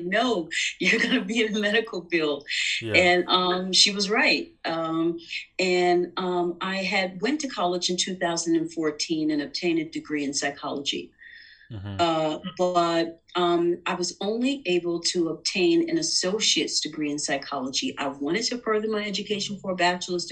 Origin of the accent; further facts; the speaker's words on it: New York City, New York, United States; I'm a New Yorker. I was born in Manhattan and I was raised in Queens